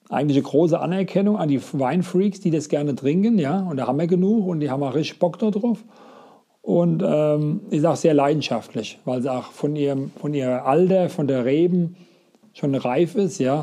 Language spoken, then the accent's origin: German; Rheinhessen, Rhineland-Palatinate, Germany; Bei uns in Rheinhessen